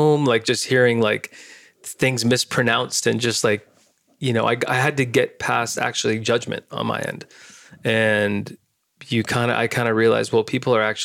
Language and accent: English; San Diego, California, United States; I'm Indian, but I grew up here. And so I'm first generation born here. So I have a huge part of me that's totally American